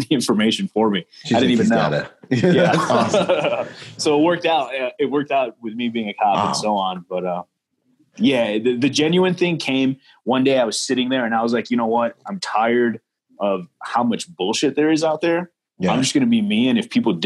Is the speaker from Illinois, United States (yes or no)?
yes; Chicago, Illinois, United States; growing up in Chicago